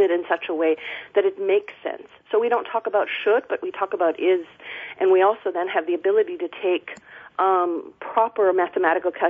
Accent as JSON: {"language": "English", "country": "Germany", "moved": "yes", "lives_now": "Olympia, United States", "said": "I'm originally from Germany"}